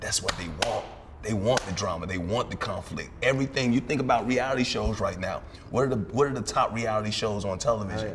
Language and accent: English; Alabama, United States; moved away; also born or lived in New York; I was born in New York, I was raised in Alabama.